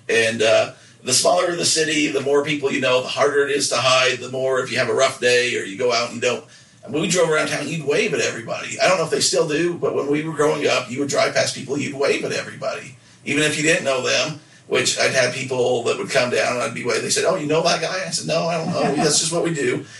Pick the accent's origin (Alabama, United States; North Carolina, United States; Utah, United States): Utah, United States; Nephi; we can make fun of it because we're from there